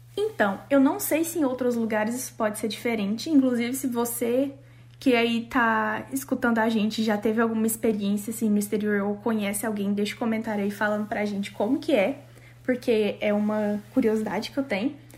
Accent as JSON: {"language": "Portuguese", "country": "Brazil", "moved": "as an adult", "lives_now": "Canada"}